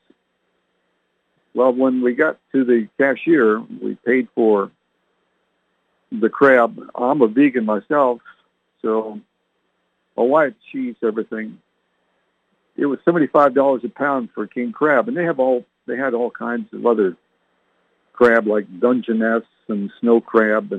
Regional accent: Canada; moved away; I was born and raised in Canada

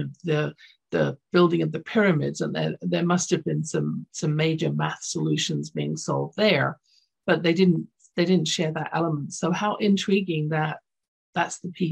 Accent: London, United Kingdom; now in Canada; I grew up in London, England, so my school system was different

